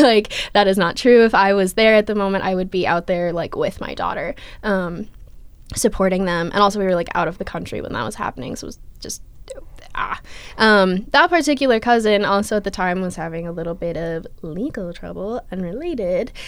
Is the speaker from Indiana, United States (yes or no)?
no; Minneapolis, Minnesota, United States; moved away; I'm from Minneapolis, Minnesota